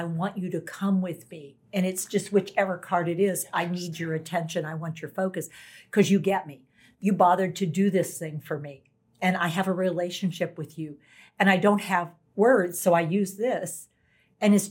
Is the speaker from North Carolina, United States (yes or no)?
yes; North Carolina, United States; I'm from North Carolina